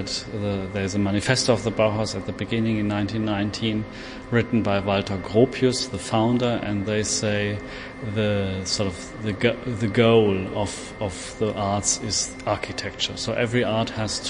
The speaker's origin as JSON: {"language": "English", "country": "Germany", "said": "I'm from Germany."}